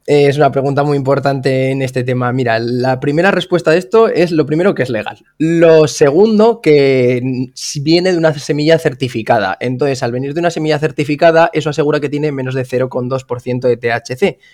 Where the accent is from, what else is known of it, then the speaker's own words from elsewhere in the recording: Zaragoza, Aragon, Spain; now in Salou, Spain; yo soy un chaval de Zaragoza que se mudó a Salou